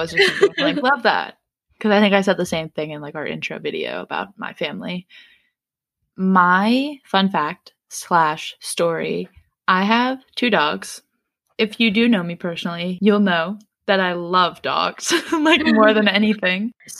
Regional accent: Raleigh, North Carolina, United States; born there; also born or lived in St. Louis / Jacksonville; because I was born in Raleigh and Jack was born in Durham.

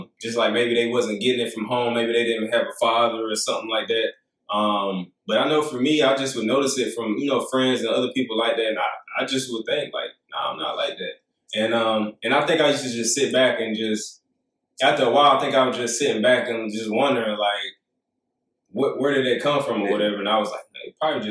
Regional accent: Union, South Carolina, United States; Growing up in Union

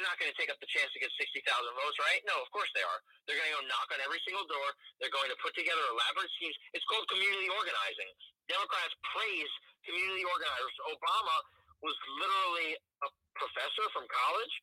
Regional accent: Union City, New Jersey, United States; I grew up in Union City, New Jersey

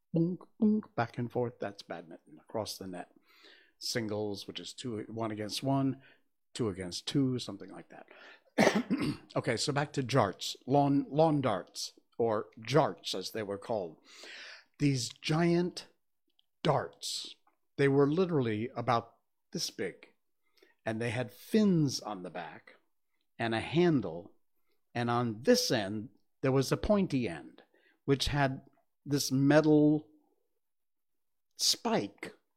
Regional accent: Connecticut, United States; I grew up in Connecticut, so I know from winter snowstorms and winter cold.

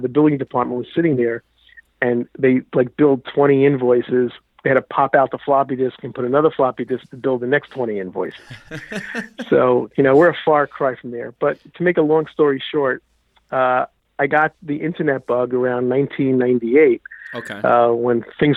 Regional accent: New York, United States; I grew up in New York.

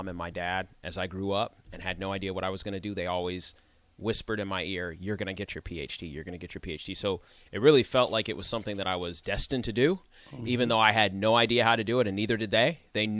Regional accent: New Mexico, United States; born there; also born or lived in North Carolina; we traveled around a lot of different places. So I actually was born in New Mexico, then I moved to North Carolina, then I moved

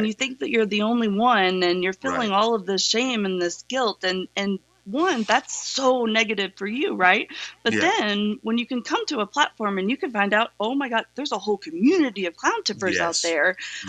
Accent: the South, United States; So, my background, you know, I'm from the South, and I was raised Southern Baptist.

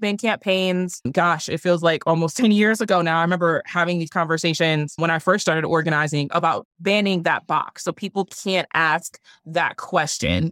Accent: Milwaukee, Wisconsin, United States; born or raised there

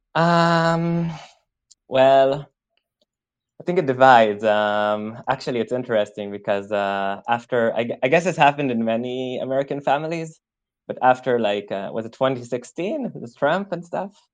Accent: Israel; moved away as an adult; now in Germany; Were born and raised in Israel. So I actually lived in Israel all my life

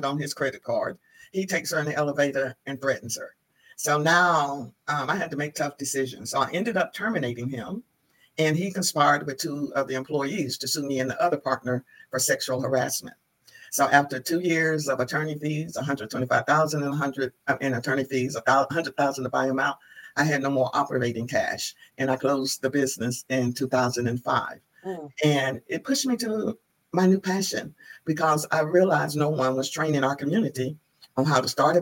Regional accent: Asheville, North Carolina, United States; moved away as an adult; also born or lived in Washington, D.C.; I'm originally from Asheville, North Carolina. And after college, I went to Washington, D.C.

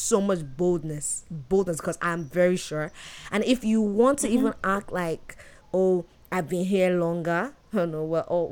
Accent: Nigeria; moved away as an adult; now in Canada; I'm from Nigeria

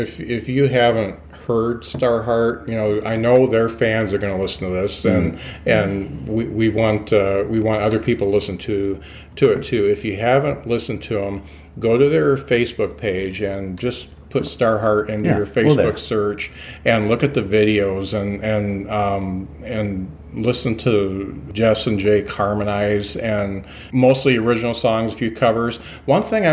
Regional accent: Lakeville, Indiana, United States; when I was growing up, we didn't have any internet. I was in the Midwest. I grew up in Lakeville

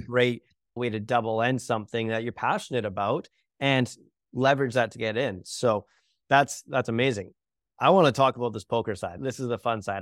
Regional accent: Canada; I'm Canadian

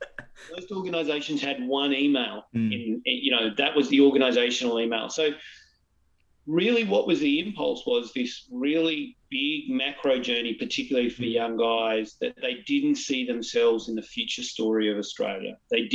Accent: Newcastle, North East England, United Kingdom; So I grew up in the 90s. I'm in my 40s now. I grew up in Newcastle, right?

